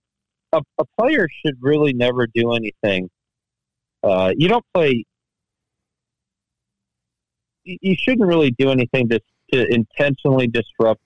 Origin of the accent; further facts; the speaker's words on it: Washington, District of Columbia, United States; I'm from Washington, D.C., and one thing we do is we sit on the fence